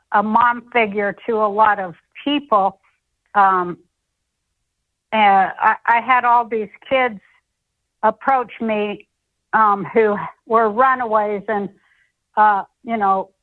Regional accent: Utah, United States; moved away as an adult; also born or lived in Denver, Colorado / Hollywood, California; I grew up in Utah and started comedy in Colorado, in Denver

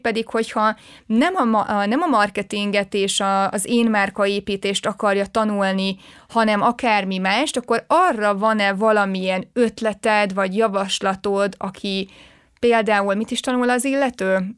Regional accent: Sárszentmihály, Fejér, Hungary; moved away as an adult; én egy pici faluból jövök, ott Igen. nőttem föl, 18 éves koromig ott éltem, Sárszent Mihályon, ez így a Fehérvár mellett pár kilométerre

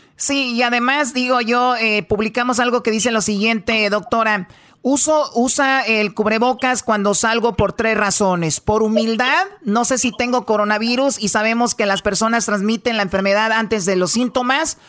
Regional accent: Mexico; yo soy mexicana

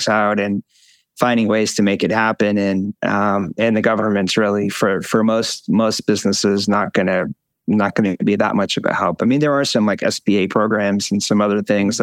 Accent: Syracuse, New York, United States; I grew up in Syracuse, and my dad worked for GE

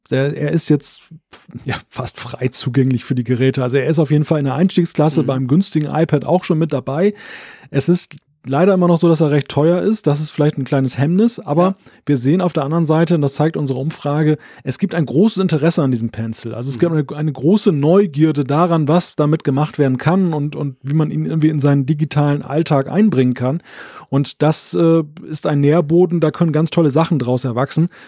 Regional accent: Germany; now in Switzerland; Selber wohne ich als Deutscher in der Schweiz.

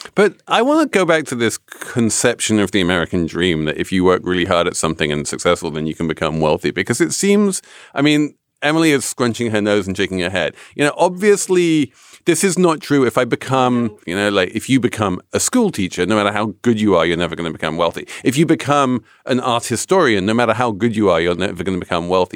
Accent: England, United Kingdom; moved away; as an Englishman

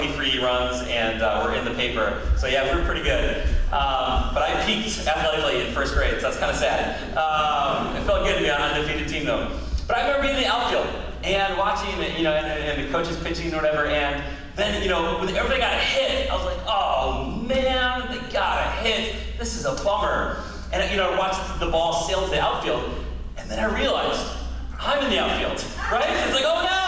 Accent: United States; as American Christians

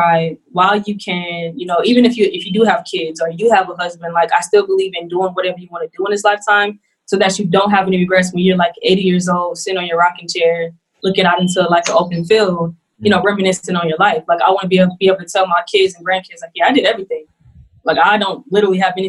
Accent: Houston, Texas, United States; also born or lived in Greenville, South Carolina; I was born in Greenville, South Carolina. I moved to Houston, Texas when I was two, and that's where I was raised

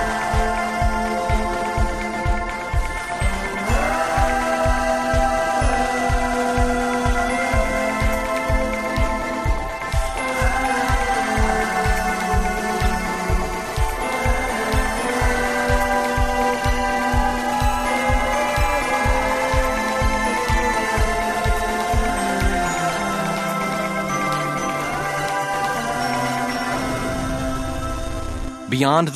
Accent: Canada; I'm the Canadian

